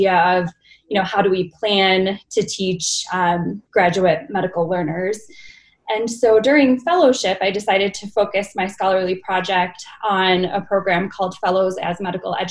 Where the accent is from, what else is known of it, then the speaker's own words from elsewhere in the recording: Buffalo, New York, United States; moved away as an adult; also born or lived in New Haven, Connecticut; now in Utah, United States; I'm originally from Buffalo, New York. I attended medical school there as well